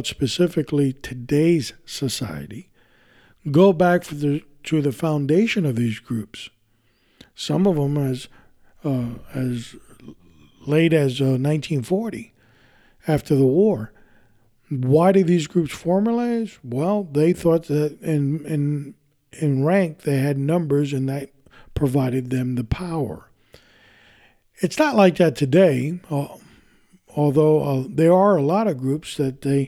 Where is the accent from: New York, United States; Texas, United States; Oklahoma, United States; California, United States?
New York, United States; New York City; I was born in this country, I was born in New York City, raised there